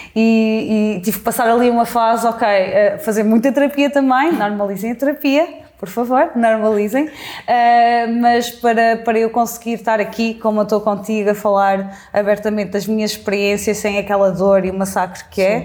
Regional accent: Mangualde, Viseu, Portugal; moved away as an adult; also born or lived in Coimbra; now in Lisbon, Portugal; eu cresci em Mangualde

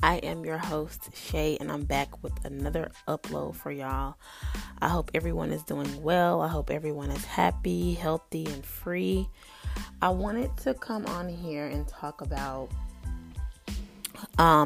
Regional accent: North Carolina, United States; moved away as an adult; now in Florida, United States; I was born and raised in North Carolina

